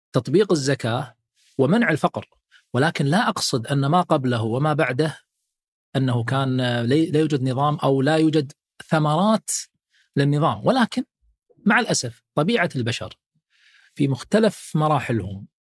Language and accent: Arabic; Kuwait; عندنا في الكويت